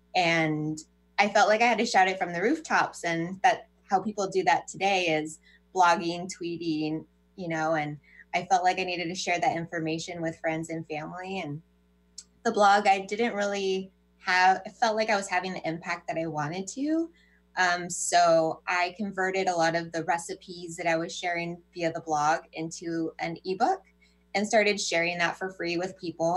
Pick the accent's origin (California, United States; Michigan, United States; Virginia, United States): California, United States; I grew up in California